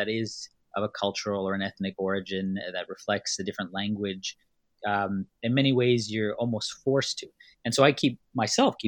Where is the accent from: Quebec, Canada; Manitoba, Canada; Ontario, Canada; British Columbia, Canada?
Manitoba, Canada; Winnipeg; born or raised there; also born or lived in Tanzania